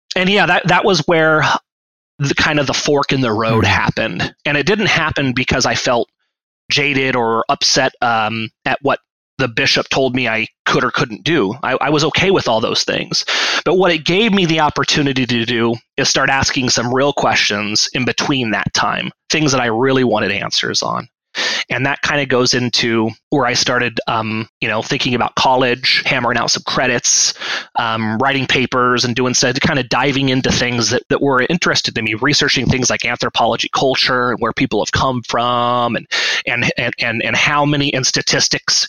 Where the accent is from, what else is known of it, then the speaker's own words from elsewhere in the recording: Washington, United States; I grew up um, uh, in the LDS faith, uh, which most people know by Mormonism or Mormons, um, up in Washington State